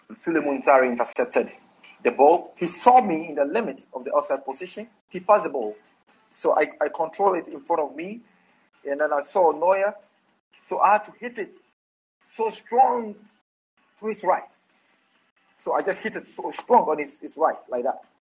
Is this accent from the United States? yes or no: no; Accra, Greater Accra, Ghana; I was born. I was born in Accra. I born and bred in Accra. You know, so I always tell everybody I'm an Accra boy.